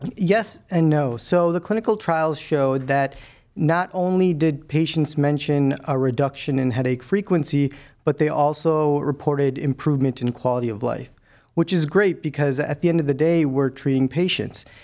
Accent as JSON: {"language": "English", "town": "Chicago", "region": "Illinois", "country": "United States", "tie": "born or raised there", "also_born_or_lived": "Milwaukee / Cleveland", "moved": "as an adult", "said": "I'm a Midwesterner through and through. I was born and raised in Chicago"}